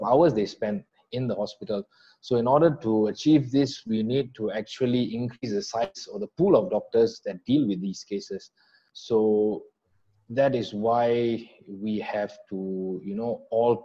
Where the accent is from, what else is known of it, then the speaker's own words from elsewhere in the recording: Kajang, Selangor, Malaysia; moved away as an adult; now in Johor, Malaysia; I'm actually born and bred in Kajang, Selangor